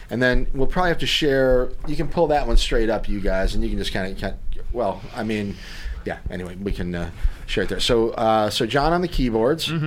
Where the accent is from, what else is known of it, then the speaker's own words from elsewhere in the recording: West Plains, Missouri, United States; now in Columbia, United States; West Plains, Missouri.